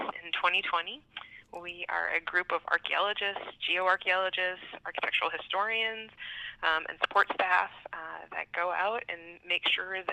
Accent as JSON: {"language": "English", "region": "Iowa", "country": "United States", "also_born_or_lived": "South Dakota / Nebraska", "moved": "as an adult", "lives_now": "Bismarck, North Dakota, United States", "said": "originally I'm from Iowa"}